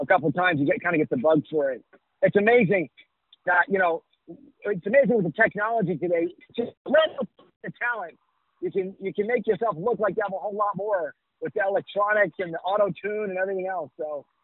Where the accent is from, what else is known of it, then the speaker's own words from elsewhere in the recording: New York, United States; now in Miami, United States; I grew up in New York